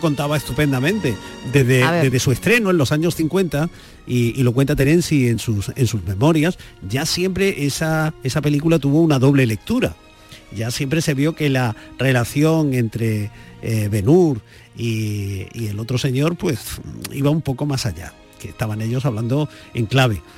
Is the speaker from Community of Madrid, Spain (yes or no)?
yes; Vicálvaro, Community of Madrid, Spain; mi padre que estuvo haciendo la mili en Vicálvaro, de donde yo soy